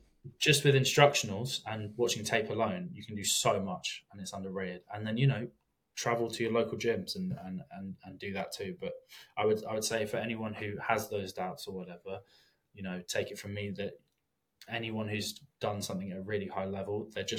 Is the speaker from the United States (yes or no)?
no; England, United Kingdom; I mean, I'm English, I didn't grow up in America